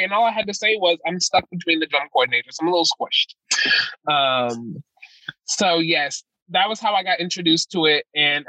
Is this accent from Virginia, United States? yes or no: yes; Winchester, Virginia, United States; moved away; I am from Winchester, Virginia. It's a predominantly white city.